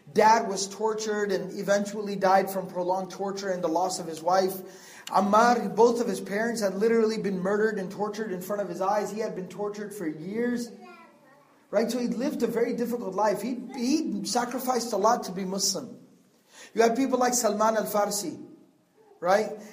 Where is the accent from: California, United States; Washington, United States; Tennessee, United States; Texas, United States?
Texas, United States; I'm from Texas. No, I don't live in the countryside.